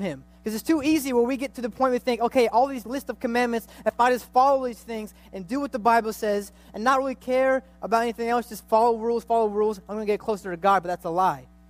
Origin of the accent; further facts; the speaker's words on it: United States; I grew up in America